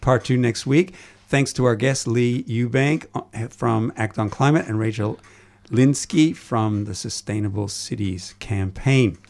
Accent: Toronto, Ontario, Canada; moved away; as you can probably tell from my accent, I come from elsewhere. It's Toronto where I oh, was

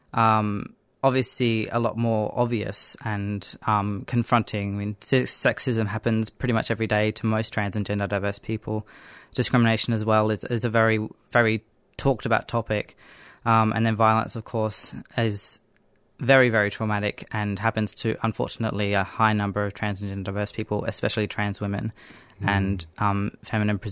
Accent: Northern Territory, Australia; I grew up in the Northern Territory

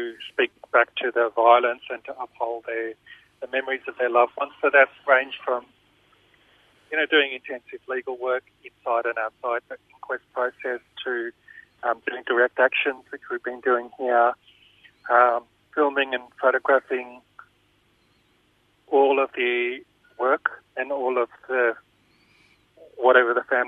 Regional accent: Malaysia; moved away; I was born in 1974, and I was born in Malaysia

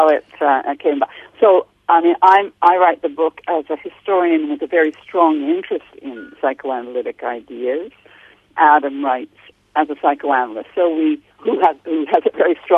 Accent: Canada; accent: Canadian; moved away as an adult; now in London, United Kingdom; I'm originally from Canada, hence my accent, although I've lived in the UK all my adult life

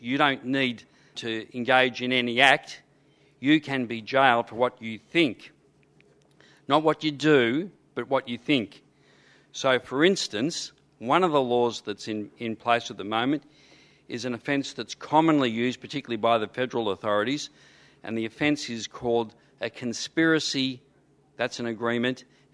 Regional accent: Footscray, Victoria, Australia; I grew up in Footscray in a housing commission estate.

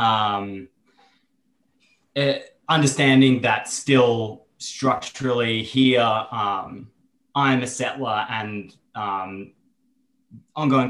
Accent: Brisbane, Queensland, Australia; accent: Aussie; I was born here on Yagra and Tubal country in Mianjin, so-called Brisbane, and then grew up mostly here.

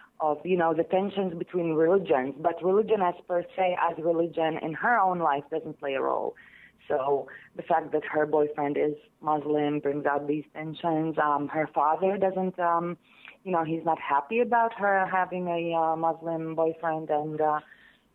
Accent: Israel; the Palestinians inside Israel and our lives

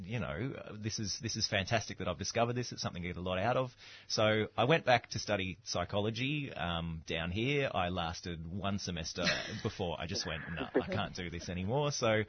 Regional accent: Brisbane, Queensland, Australia; now in Melbourne, Australia; I moved to Melbourne from Brisbane, and I spent a year living here before I went back to study.

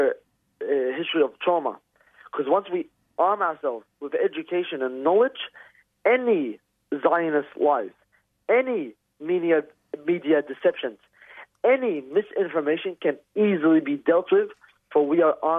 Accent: West Bank, Palestine; now in Melbourne, Australia; I'm not from Gaza. I'm from the West Bank

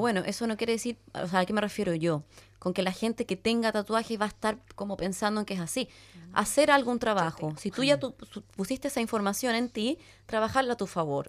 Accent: Chile; moved away; yo para mí era chilena, vivía al final del mundo.

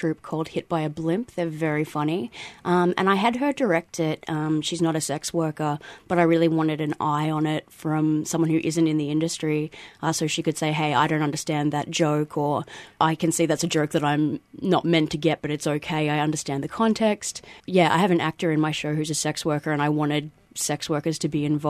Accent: Perth, Western Australia, Australia; moved away as an adult; now in Melbourne, Australia; I came from Perth, I think, 13 years ago, and I was just wanting to get away from that small town that I grew up in.

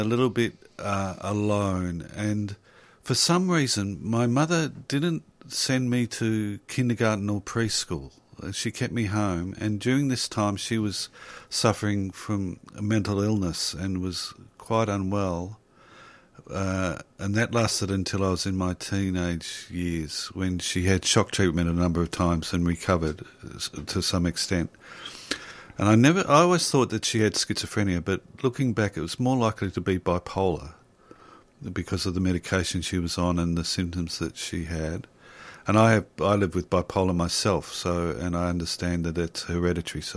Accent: Blackburn, Victoria, Australia; I was born in the early 60s and I grew up in Blackburn

